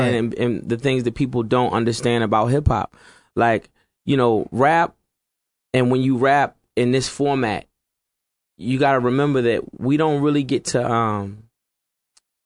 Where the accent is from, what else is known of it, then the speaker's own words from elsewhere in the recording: Virginia Beach, Virginia, United States; also born or lived in Norfolk, Virginia; I'm from Virginia Beach.